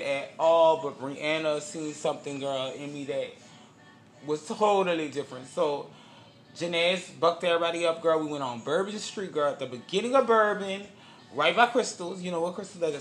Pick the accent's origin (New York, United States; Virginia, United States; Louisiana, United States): Louisiana, United States; Avondale; I was coming from Avondale, Louisiana